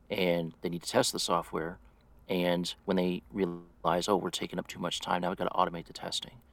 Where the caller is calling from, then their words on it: St. Louis, Missouri, United States; I am in St. Louis, Missouri, in the U.S.